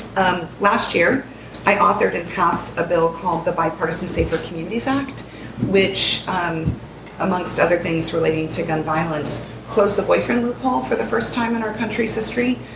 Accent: Tucson, Arizona, United States; I was born and raised in Tucson, Arizona

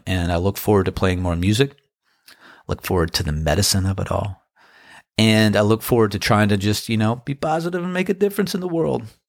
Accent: Crofton, Maryland, United States; now in Outer Banks, United States; I had friends there who I grew up with in Crofton, Maryland.

